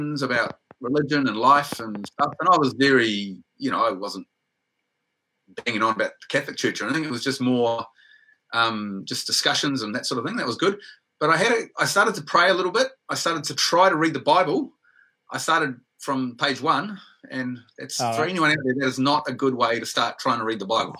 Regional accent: Whangarei, Northland, New Zealand; moved away as an adult; also born or lived in Waikato; When I was in secondary school up in Whangarei, I'm originally from Whangarei in New Zealand, I went to secondary school there

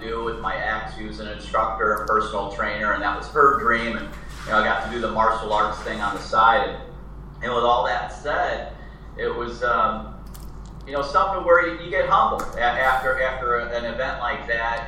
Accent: United States; born or raised there; also born or lived in Chicago; now in San Diego, United States

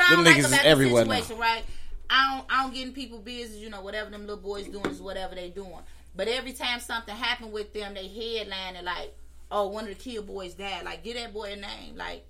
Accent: Chicago, Illinois, United States; The west side, the best side.

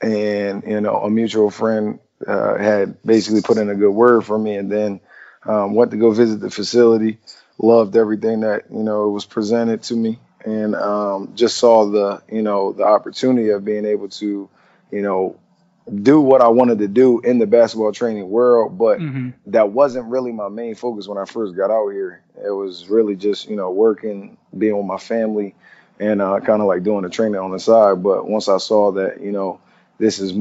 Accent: Coachville, Pennsylvania, United States; moved away; Coaching Victory out in Coachville, Pennsylvania

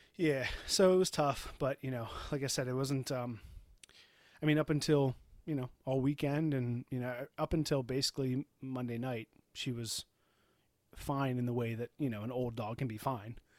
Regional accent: Baltimore, Maryland, United States; also born or lived in New Hampshire; we, we are from Baltimore

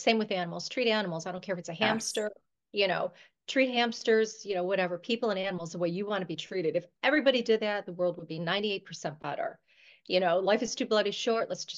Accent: Buffalo, New York, United States; I'm from New York, actually Buffalo, New York

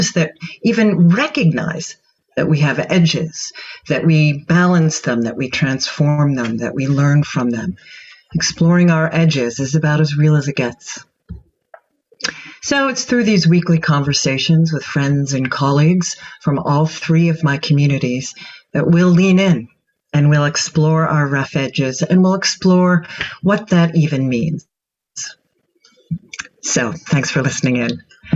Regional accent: Pittsburgh, Pennsylvania, United States; also born or lived in Catskill Mountains; now in New York City, United States; I'm originally from Pittsburgh, and I now live in both NYC and the Catskill Mountains

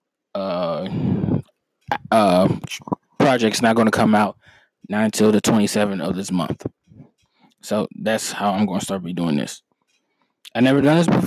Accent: Missouri, United States; I'm from Missouri

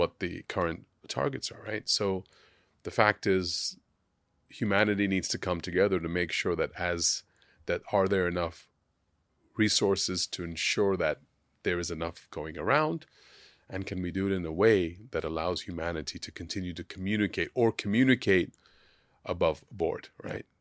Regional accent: Hong Kong; growing up in Hong Kong

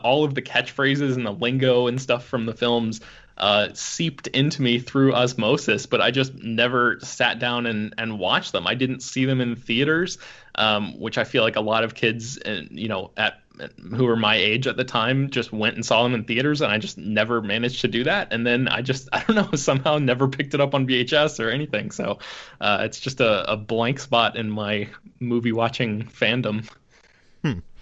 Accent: the South, United States; now in Los Angeles, United States; I grew up in the South where you could find barbecue on every corner

